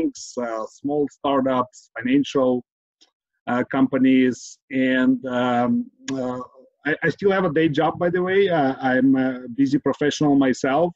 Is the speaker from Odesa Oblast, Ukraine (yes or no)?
no; Kyiv, Ukraine; now in San Francisco Bay Area, United States; born and raised in Kyiv, Ukraine, immigrated to United States, San Francisco, Bay Area, 20 plus years ago